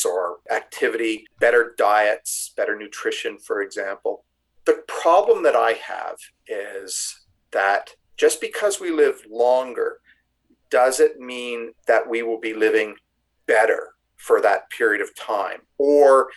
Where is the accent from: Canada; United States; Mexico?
Canada; as a Canadian